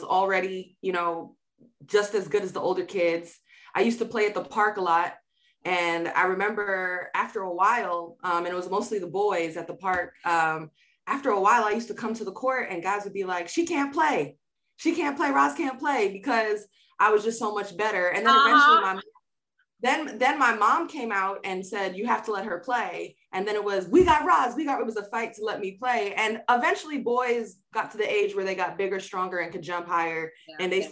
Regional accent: New York City, New York, United States; moved away as an adult; growing up in Queens, and I'm very much a very basic kind of Queensy girl

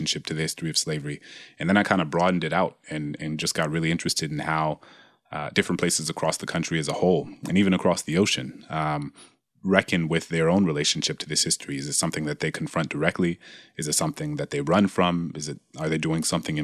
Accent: New Orleans, Louisiana, United States; my hometown in New Orleans

